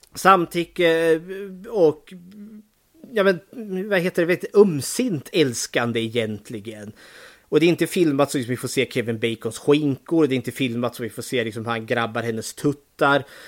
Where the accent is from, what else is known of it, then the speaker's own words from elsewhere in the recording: Eskilstuna, Södermanland, Sweden; nu är jag född och uppvuxen här i Eskilstuna